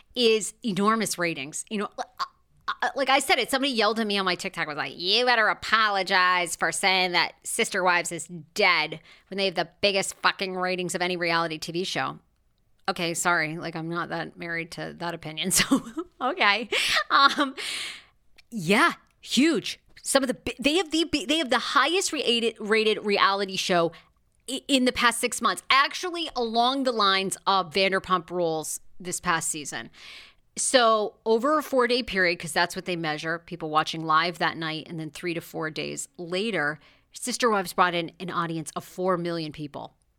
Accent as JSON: {"language": "English", "region": "Maine", "country": "United States", "moved": "yes", "lives_now": "Los Angeles, United States", "said": "I'm from Maine"}